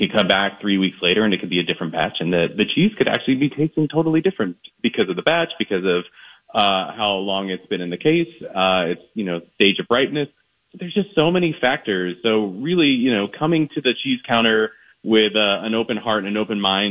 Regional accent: East Coast, United States; now in Minnesota, United States; I'm not from Minnesota originally. I'm from the East Coast.

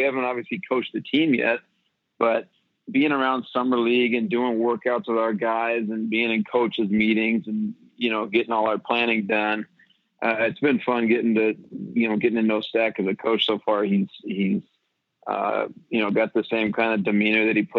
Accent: Seattle, Washington, United States; now in Memphis, United States; I was a 9-year-old kid growing up in Seattle

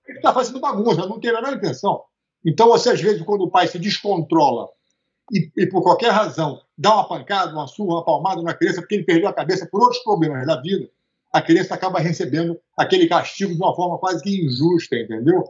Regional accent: Rio de Janeiro, Brazil; also born or lived in Teresópolis; a gente vinha do Rio de Janeiro para passar o fim de semana em Teresópolis

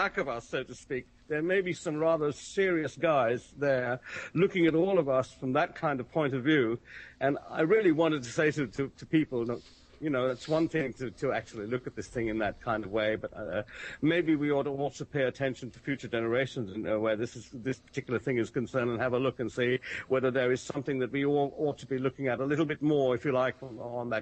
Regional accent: United Kingdom; I'm sitting here as a Brit

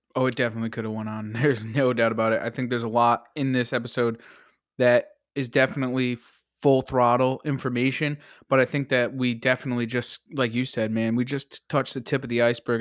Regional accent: Connecticut, United States; I'm from Connecticut

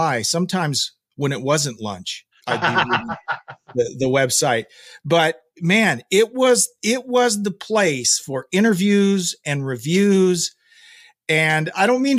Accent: Oklahoma, United States; I grew up in Oklahoma.

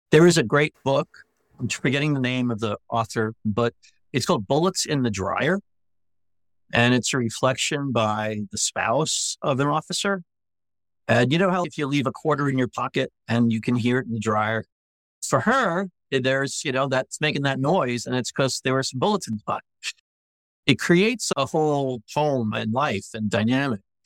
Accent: New York, United States; now in Knoxville, United States; as a New Yorker

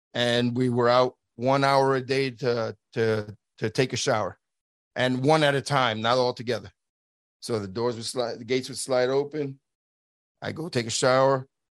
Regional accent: New York City, New York, United States; moved away as an adult; I'm from Brooklyn, New York, born and raised in New York City

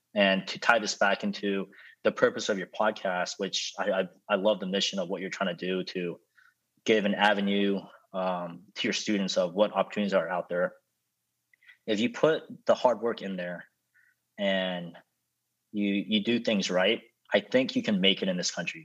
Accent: United States

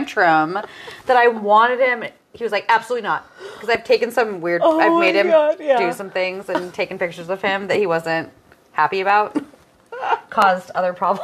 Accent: Tucson, Arizona, United States; growing up in Tucson

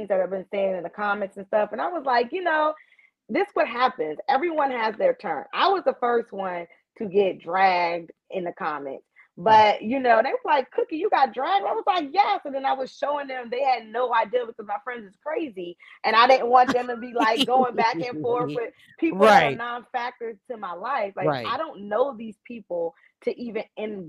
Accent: New York, United States; I'm from New York

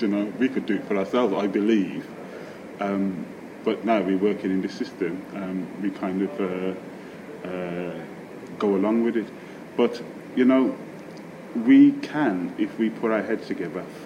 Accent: Birmingham, West Midlands, United Kingdom; my experiences of growing up in Birmingham, in Handsworth and Aston in Birmingham

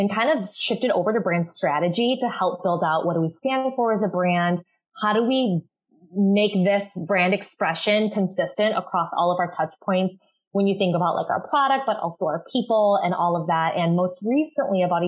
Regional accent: Chicago, Illinois, United States; moved away as an adult; also born or lived in Minneapolis, Minnesota; now in Los Angeles, United States; I'm originally from Chicago, like suburbs, but I'm based in LA right now

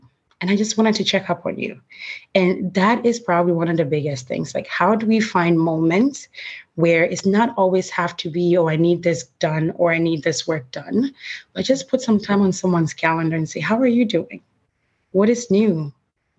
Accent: Ghana; now in New York City, United States; I'm originally from Ghana, and I come from a large family.

